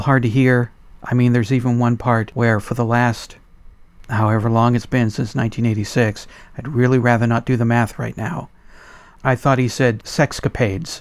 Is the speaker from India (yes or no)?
no; United States; As an American